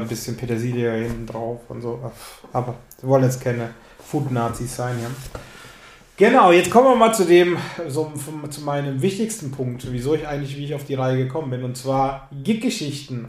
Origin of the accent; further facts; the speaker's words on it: Lower Franconia, Bavaria, Germany; accent: rolling R; ich komme aus Unterfranken äh, habe ein rollendes R